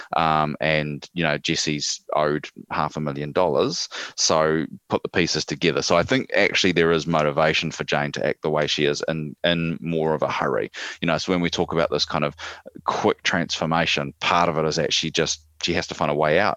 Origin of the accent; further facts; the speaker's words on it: New Zealand; we're part of Australia, apparently